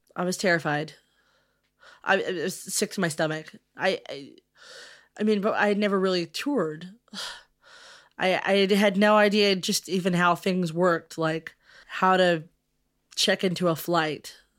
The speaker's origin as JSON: {"language": "English", "town": "Louisville", "region": "Kentucky", "country": "United States", "said": "I'm from Louisville and uh, in Kentucky"}